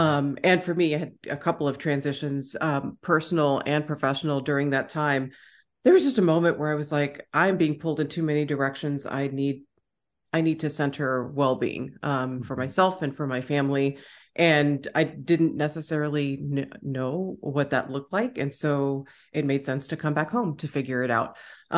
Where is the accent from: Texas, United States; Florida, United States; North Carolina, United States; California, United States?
Texas, United States; Austin; accent: Texan; And I am back home in Austin, Texas. So my Texan accent, is going to eventually come out and, that'll be fun.